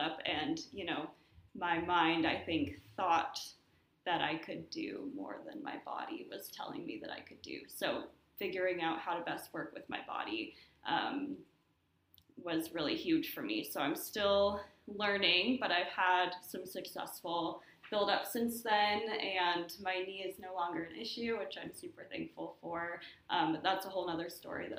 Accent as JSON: {"language": "English", "region": "Washington", "country": "United States", "moved": "as an adult", "lives_now": "Nashville, United States", "said": "I'm coming from Washington State"}